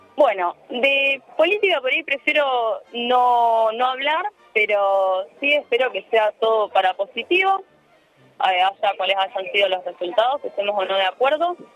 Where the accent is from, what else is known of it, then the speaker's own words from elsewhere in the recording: Rosario, Santa Fe, Argentina; moved away as an adult; now in Barcelona, Spain; yo soy de Rosario